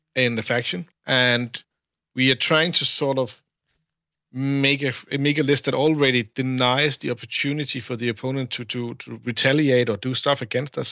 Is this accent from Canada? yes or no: no; Denmark; I'm from Denmark, uh, which is, uh, Northern Europe